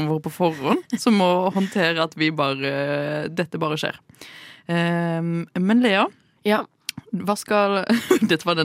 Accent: Sørlandet, Norway; jeg er sørlending

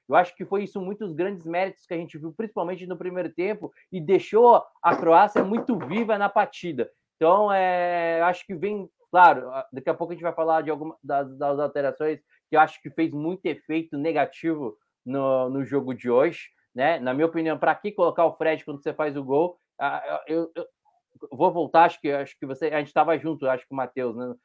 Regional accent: Brazil; A gente é brasileiro

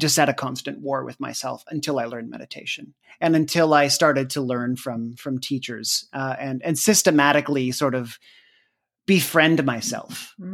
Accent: Canada; moved away as an adult; also born or lived in United States; I'm Canadian

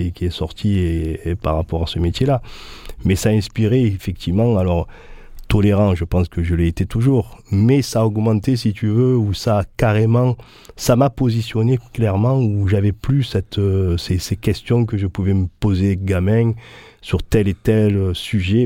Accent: Marseille, Provence-Alpes-Côte d'Azur, France; born or raised there

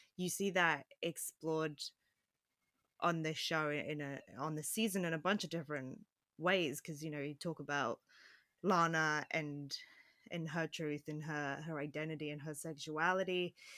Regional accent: Phoenix, Arizona, United States; near Phoenix, where I grew up

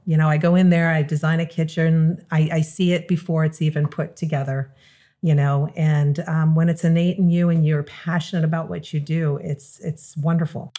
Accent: Long Island, New York, United States; moved away as an adult; also born or lived in California; now in South Florida, United States; I'm originally from New York, Long Island.

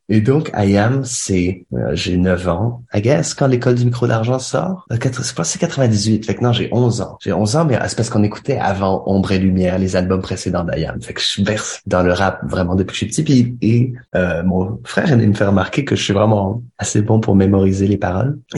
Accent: Canada; also born or lived in Algeria; même si je suis né en Algérie et que j'ai grandi au Canada, ma mère est française du Loir-et-Cher, de Candé-sur-Beuvron.

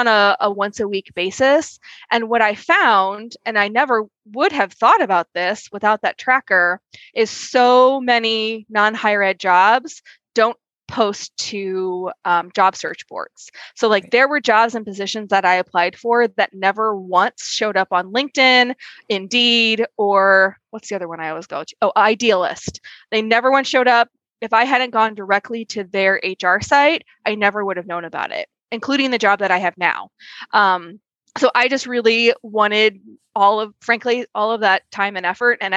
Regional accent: Midwest, United States; I grew up in the Midwest

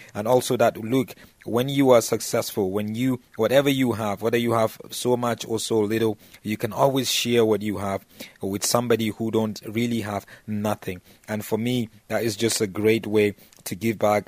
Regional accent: Jos, Plateau, Nigeria; the team from my hometown in just Nigeria, Plateau United

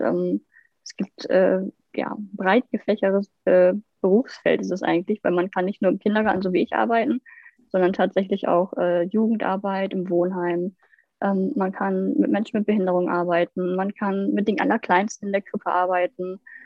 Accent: Lower Saxony, Germany; ich komme aus Niedersachsen ich kann auch nur aus, von der Ausbildung aus Niedersachsen zum Beispiel erzählen

